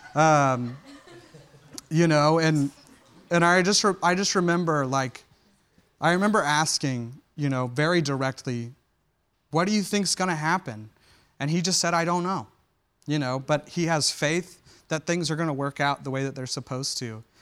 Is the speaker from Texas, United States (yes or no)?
no; Chattanooga, Tennessee, United States; I grew up in Tennessee, um, a place called Chattanooga